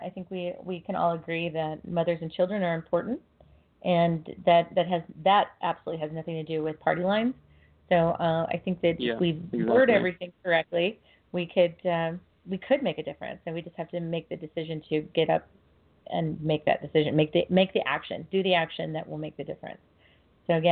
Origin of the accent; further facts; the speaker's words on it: Fresno, California, United States; my hometown, Fresno, California